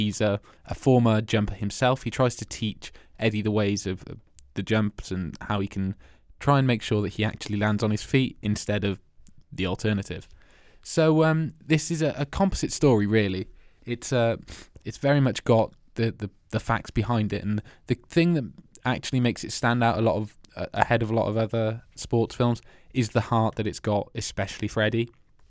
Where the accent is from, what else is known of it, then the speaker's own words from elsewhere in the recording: Wales, United Kingdom; I'm from Wales.